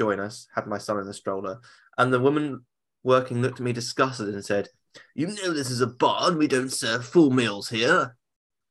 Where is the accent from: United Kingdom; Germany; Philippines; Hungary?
United Kingdom; I'm British.